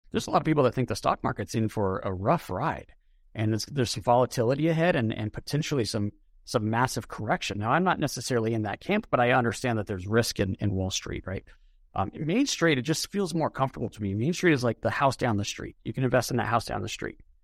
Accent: Denver, Colorado, United States; I was born in Denver, grew up in a suburb

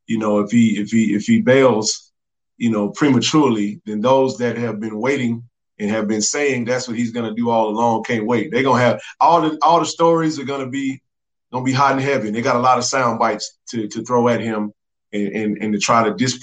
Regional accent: Jackson, Mississippi, United States; Jackson being my hometown

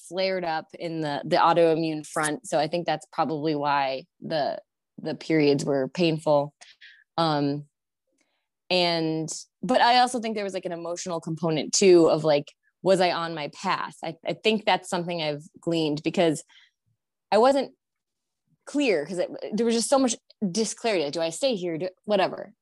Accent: Connecticut, United States; moved away as an adult; I had moved back to my home state, which is Connecticut

